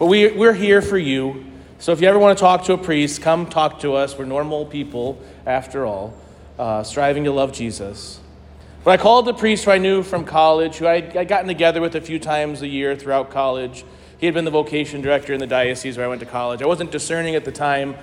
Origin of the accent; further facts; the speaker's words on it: St. Louis, Missouri, United States; I grew up Catholic in St. Louis